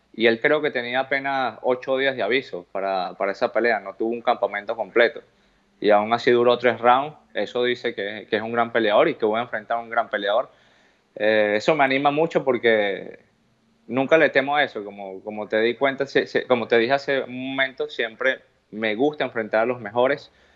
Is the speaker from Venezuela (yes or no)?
yes; Venezuela; moved away; mi bandera de donde vengo, del país de donde soy